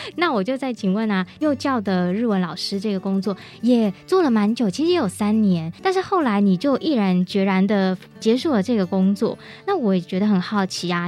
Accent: Hsinchu, Taiwan; 那我的老家也是在新竹嘛

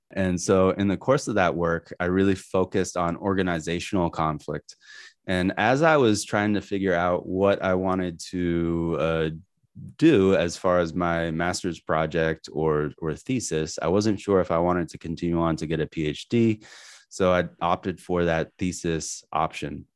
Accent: New Hampshire, United States; also born or lived in Manhattan, Kansas; I grew up in New Hampshire

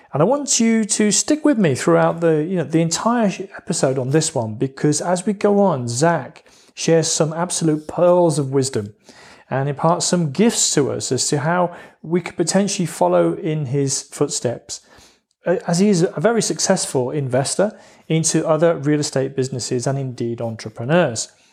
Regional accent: United Kingdom; accent: British; my accent being British

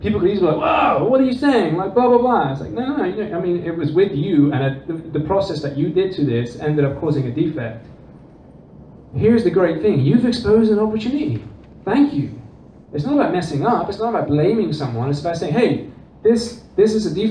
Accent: Netherlands; also born or lived in England; now in United States; I'm not from America, as you can probably tell by the accent. I grew up in the Netherlands and England

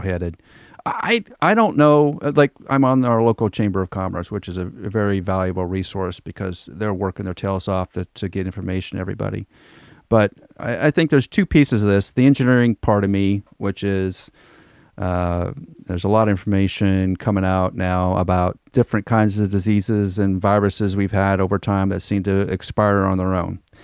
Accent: Nebraska, United States; moved away; also born or lived in Wichita, Kansas; we grew up in Nebraska, lived in Wichita, Kansas for a number of years

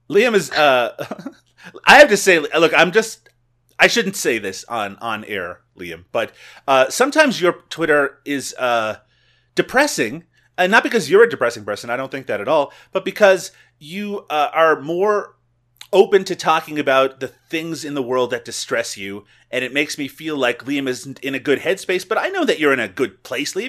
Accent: Newfoundland and Labrador, Canada; Newfoundland, the province which I grew up in, it has its own time zone

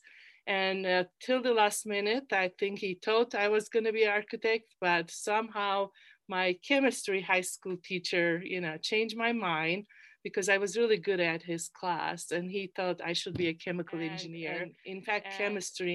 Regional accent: Ankara, Turkey; English is a second language; moved away as an adult; also born or lived in Orono, Maine; I am born and raised in Ankara, Turkey

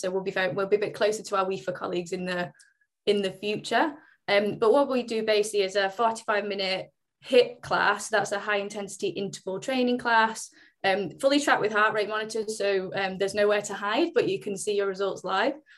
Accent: Oldham, North West England, United Kingdom; where I'm from originally is actually where I am now. So I'm from just outside Manchester. Um, I'm actually from Oldham, but prefer to say Manchester.

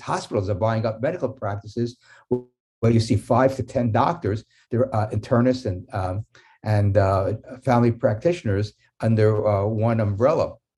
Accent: New York City, New York, United States; When I was growing up in New York City in nineteen fifties

